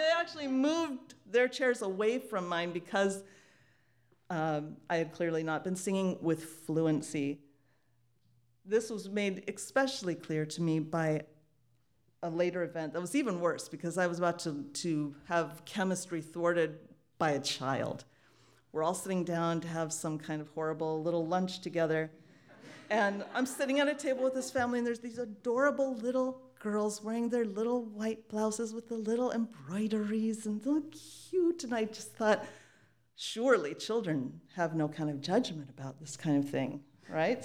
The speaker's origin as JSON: {"language": "English", "country": "United States", "said": "being a Hungarian American, which is what I clearly was, or mostly being an American"}